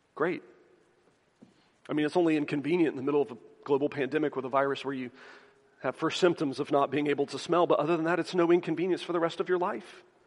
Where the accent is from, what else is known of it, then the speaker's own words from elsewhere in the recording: the South, United States; Growing up in the South